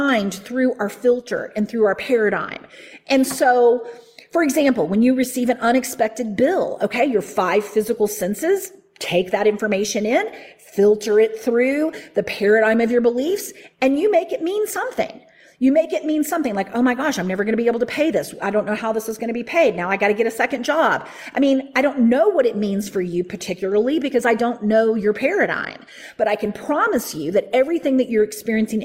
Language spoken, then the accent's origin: English; the Bible Belt, United States; I grew up in the Bible Belt.